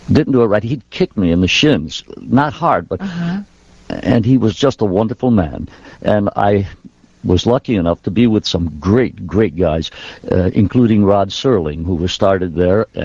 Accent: Triple Cities, New York, United States; which employed 99% of the Italian population in my hometown.

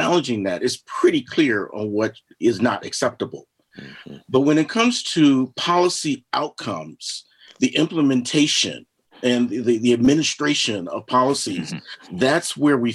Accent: Los Angeles, California, United States; now in Asheville, United States; I grew up out in Los Angeles

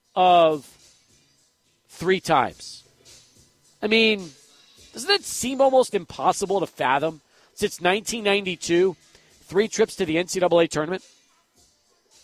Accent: El Paso, Texas, United States; Growing up in El Paso in the 80s and going to games

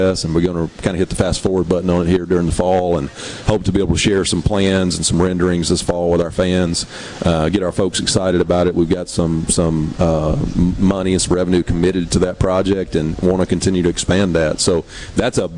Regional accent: Hoka, Mississippi, United States; that's my hometown.

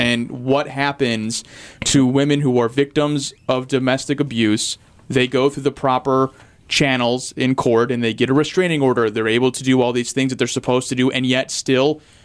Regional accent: St. Louis, Missouri, United States; now in Milwaukee, United States; I'm from St. Louis

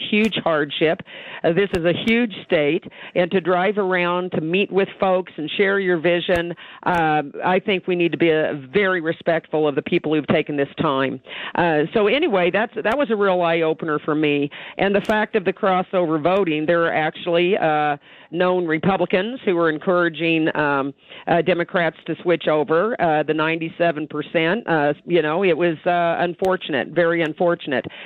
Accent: Midwest, United States; now in Idaho, United States; I was raised in the Midwest

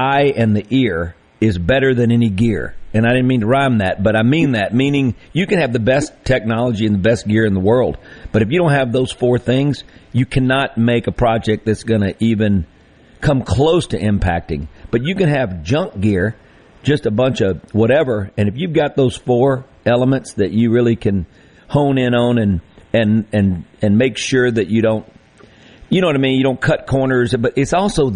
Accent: Greenville, Mississippi, United States; as a kid growing up in the Mississippi Delta

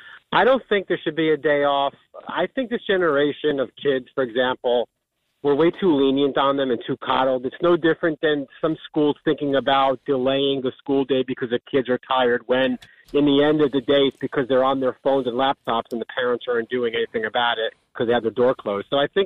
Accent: Edison, New Jersey, United States; now in South Jersey, United States; raised in Edison, so I was part of that New York influence

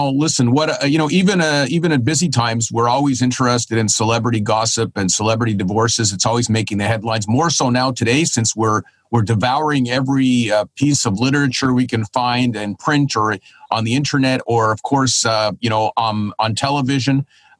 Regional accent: Canada; as a Canadian neighbor

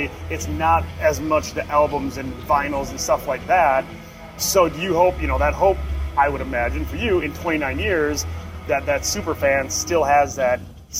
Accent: Wisconsin, United States; I'm from Wisconsin

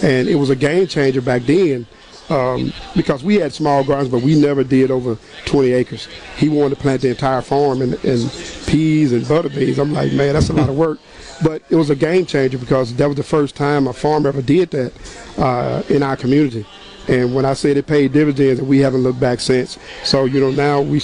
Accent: Mississippi Delta, United States; I'm from the Delta. You know, we grow soybeans, cotton, you know, vegetables, catfish. I'm from the catfish

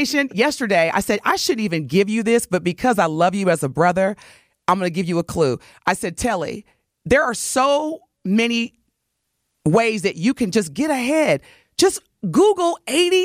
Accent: Indiana, United States; This is my sister. She and I have the same birthday. We're both from Indiana

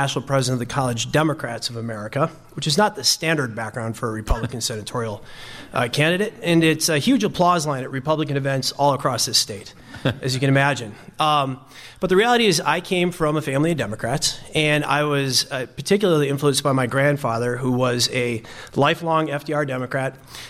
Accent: Milwaukee, Wisconsin, United States; also born or lived in Minnesota; I'm from Milwaukee.

